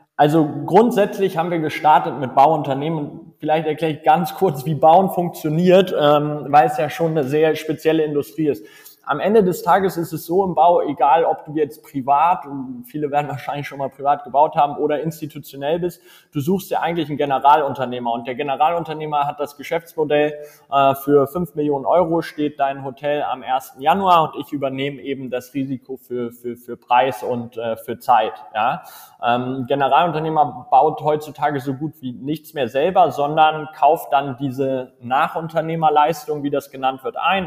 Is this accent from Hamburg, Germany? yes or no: yes; Hamburg, Germany; moved away as an adult; also born or lived in Munich; now in Berlin, Germany; ich komme ursprünglich aus Hamburg